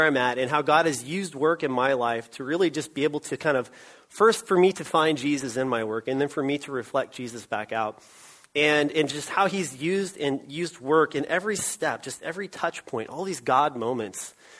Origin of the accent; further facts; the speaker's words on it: Austin, Texas, United States; also born or lived in Oregon; I was born right here in Austin, Texas